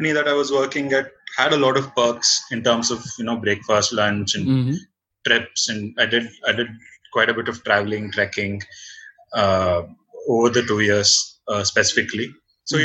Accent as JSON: {"language": "English", "town": "Bangalore", "region": "Karnataka", "country": "India", "tie": "born or raised there", "also_born_or_lived": "Raichur", "said": "born and brought up in Bangalore. No, born in Raichur, actually. Brought up in Bangalore, mostly"}